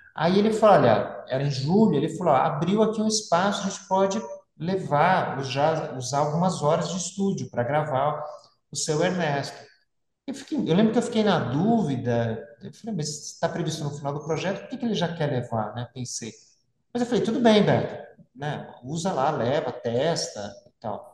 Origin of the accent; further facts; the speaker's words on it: São Paulo, Brazil; moved away as an adult; also born or lived in São Bernardo do Campo / Santo André; now in São José dos Campos, Brazil; nasci em São Bernardo, me criei em São Paulo e moro em São José